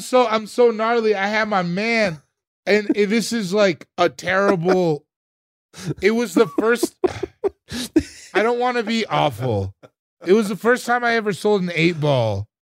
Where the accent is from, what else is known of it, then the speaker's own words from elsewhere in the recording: Sierra Leone; I'm from Sierra Le-, I'm from Sierra Leone